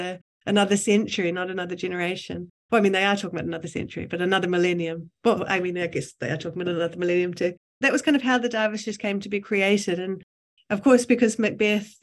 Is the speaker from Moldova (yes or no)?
no; New Zealand; as a New Zealander